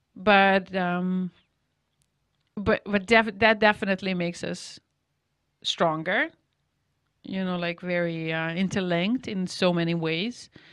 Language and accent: English; Novi Sad, Vojvodina, Serbia; born or raised there; English is a second language; moved away as an adult